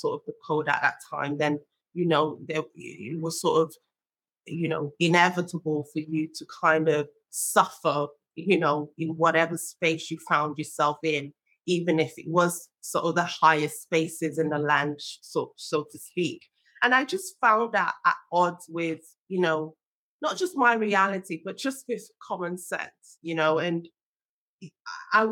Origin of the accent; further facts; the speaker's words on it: Nigeria; now in United Kingdom; I was born in Nigeria and I grew up there as well